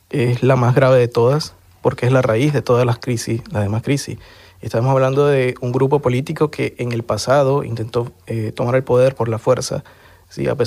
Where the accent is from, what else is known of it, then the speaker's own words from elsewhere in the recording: Venezuela; moved away as an adult; Y hoy en día, pues, lo que más extraño es eh, tanto ejercer mi profesión, mi carrera en mi país, pero también eh, hacer ese trabajo político que, que, hoy por hoy no estoy haciendo